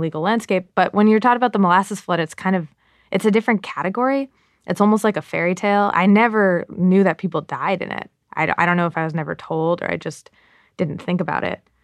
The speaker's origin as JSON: {"language": "English", "region": "Massachusetts", "country": "United States", "tie": "born or raised there", "said": "I grew up in Massachusetts"}